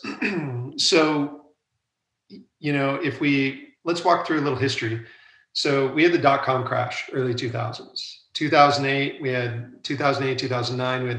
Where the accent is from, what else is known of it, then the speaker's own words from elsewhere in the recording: United States; moved away as an adult; also born or lived in London, United Kingdom / Asia / Europe; I'm now back in the United States. And originally I'm from the United States